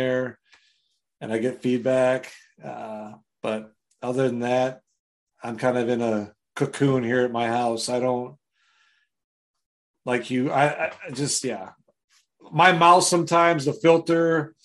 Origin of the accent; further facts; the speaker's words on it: Wisconsin, United States; I'm from Wisconsin